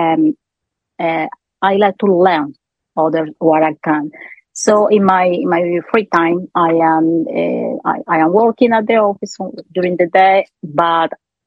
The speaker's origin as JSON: {"language": "English", "country": "Colombia", "second_language": "English", "moved": "as an adult", "lives_now": "Sweden", "said": "I am from Colombia"}